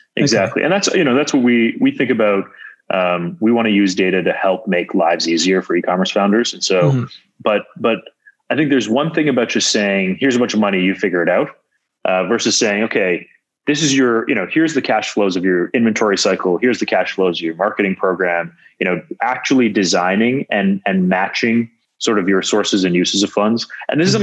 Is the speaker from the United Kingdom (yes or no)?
no; Canada; moved away as an adult; also born or lived in Waterloo, Ontario / Silicon Valley; as an outsider, as a Canadian to Silicon Valley